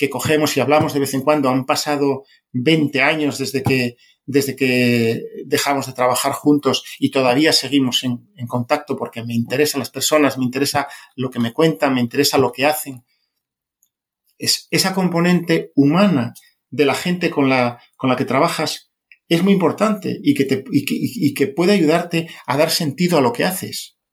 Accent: Spain; born there; Mío, mi mérito para haber nacido en España.

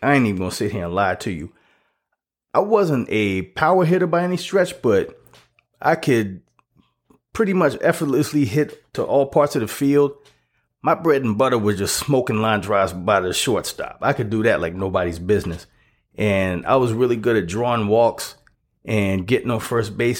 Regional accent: South Carolina, United States; I'm, was born and raised in South Carolina

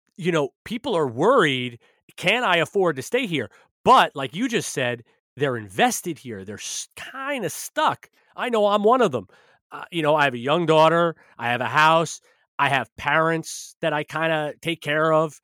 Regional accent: New York, United States; I'm a New Yorker

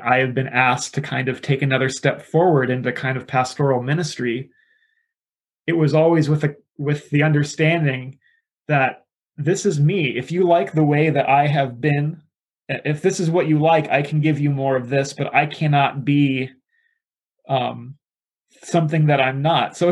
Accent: South Dakota, United States; now in Reedley, United States; I am originally from the Midwest, from South Dakota, but I am pastoring in Reedley, California

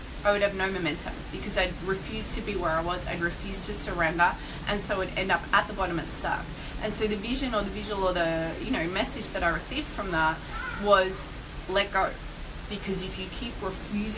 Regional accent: Melbourne, Victoria, Australia; I was in Melbourne, which is my hometown, and I was staying with my parents at the time

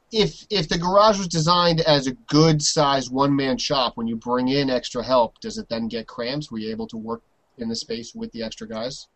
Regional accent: New York, United States; I'm a New Yorker

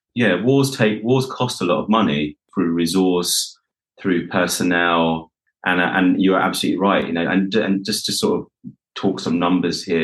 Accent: United Kingdom; being a South Asian boy within the UK

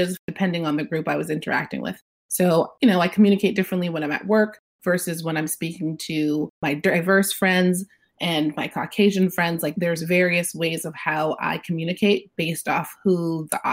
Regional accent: United States; I was raised in a Haitian household. So my parents are from Haiti. I was born in America

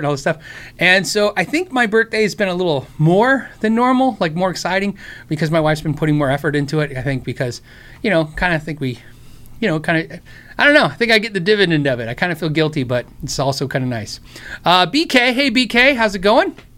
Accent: United States; I'm American

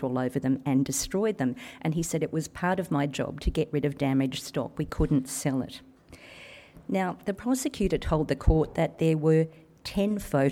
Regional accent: Cobar, New South Wales, Australia; moved away as an adult; now in Sydney, Australia; when I was a little girl growing up in Cobar

